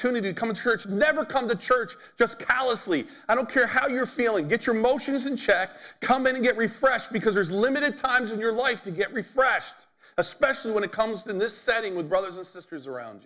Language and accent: English; United States; as American